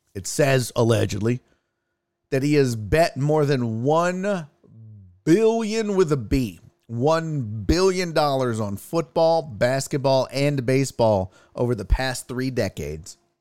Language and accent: English; Houston, Texas, United States; I grew up in Houston